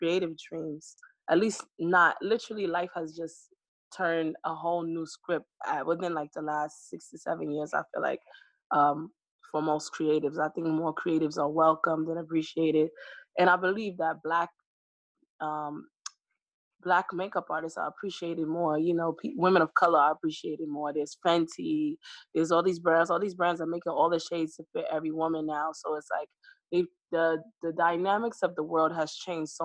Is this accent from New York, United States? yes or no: yes; New York, United States; I'm born in New York. I'm a Brooklyn girl